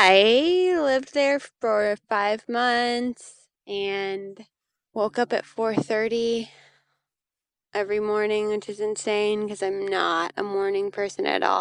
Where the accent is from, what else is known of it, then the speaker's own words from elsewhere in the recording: Santa Cruz, California, United States; now in North Carolina, United States; I grew up in Santa Cruz, California